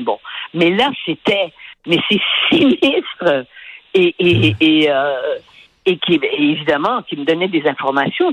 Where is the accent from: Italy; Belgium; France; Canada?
Canada; Quebec; chez nous au Québec